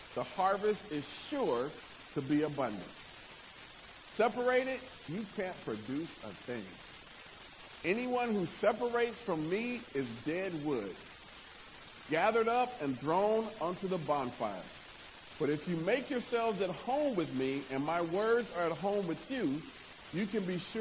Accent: Nebraska, United States; I'm from Nebraska, which is not country

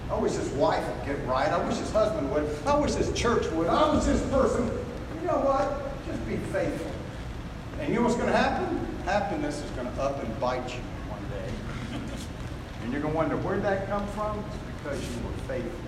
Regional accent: United States

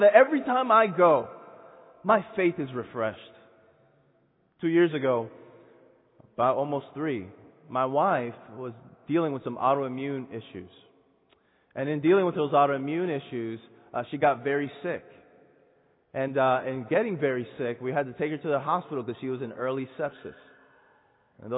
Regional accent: Santo Domingo, Distrito Nacional, Dominican Republic; Dominican Republic. This is my hometown. Santo Domingo. That's where I'm from.

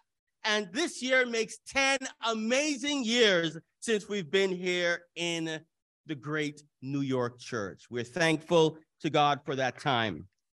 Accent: Canada; And Toronto is in Canada, and I am a Canadian.

